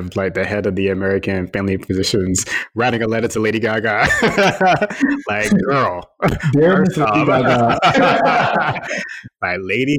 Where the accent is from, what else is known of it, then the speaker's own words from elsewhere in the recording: Trinidad & Tobago; I am from Trinidad and Tobago.